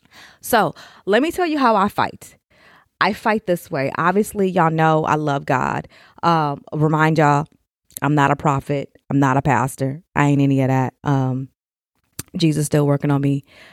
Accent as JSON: {"language": "English", "town": "Elgin", "region": "Illinois", "country": "United States", "tie": "born there", "said": "I don't know why I was born in Chicago, Elgin. But hey, it all worked out because now I'm here."}